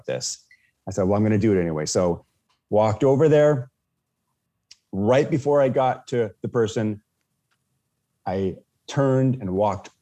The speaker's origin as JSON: {"language": "English", "region": "Washington", "country": "United States", "said": "I'm from Washington State"}